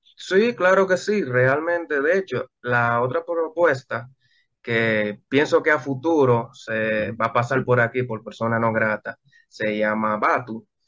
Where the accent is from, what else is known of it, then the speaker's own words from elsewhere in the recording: Dominican Republic; yo he tenido muchos problemas en mi país.